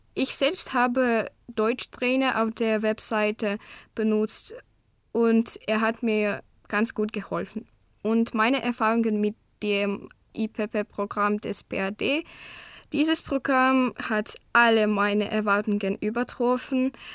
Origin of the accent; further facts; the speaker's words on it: Krasnoyarsk Krai, Russia; first language Russian; German is a second language; Ich komme aus Krasnojarsk in Russland